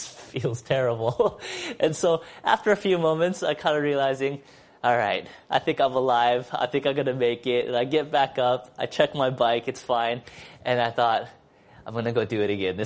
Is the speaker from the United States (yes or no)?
yes; Seattle, Washington, United States; I come from Seattle